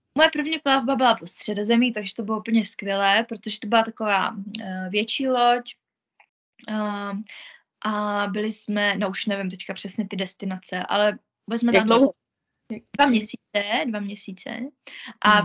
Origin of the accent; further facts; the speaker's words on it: Moravia, Czechia; moved away as an adult; also born or lived in Mikulov; now in Zug, Switzerland; já jsem byla na Moravě u nás doma